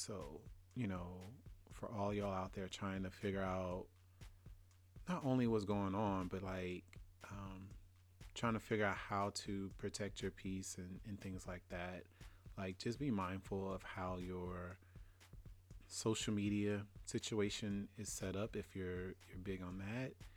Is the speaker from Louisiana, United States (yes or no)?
yes; Louisiana, United States; I'm from Louisiana. And growing up, we, we moved maybe every two to three years